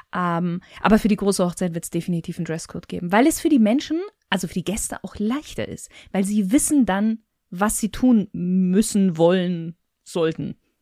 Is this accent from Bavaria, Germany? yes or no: yes; Bavaria, Germany; ich bin ja in Bayern groß geworden